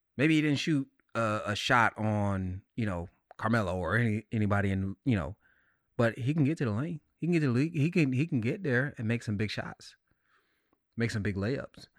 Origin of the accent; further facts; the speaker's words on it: North Carolina, United States; growing up in North Carolina